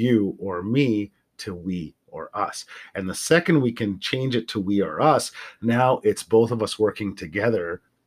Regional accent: Central Alberta, Canada; I grew up in Central Alberta in the 80s and early 90s

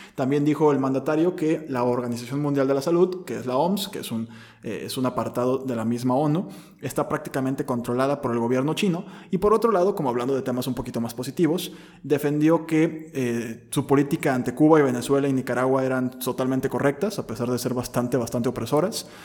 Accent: Mexico; nosotros como mexicanos

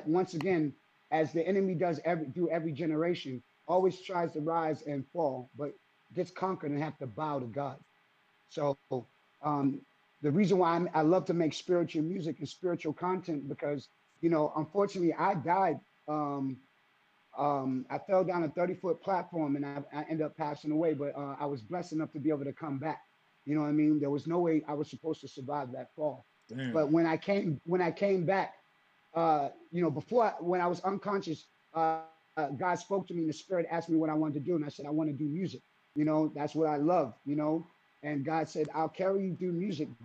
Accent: Boston, Massachusetts, United States; growing up in Jamaica Plain and also Roxbury

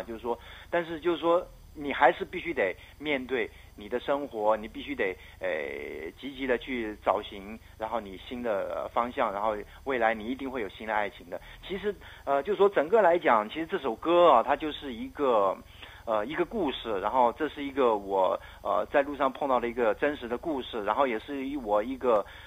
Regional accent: Myanmar; now in Taiwan; 我缅甸的那个祖先地

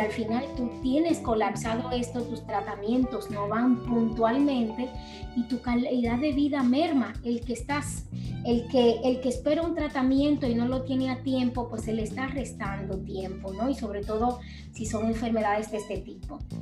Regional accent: Dominican Republic; now in Mallorca, Spain

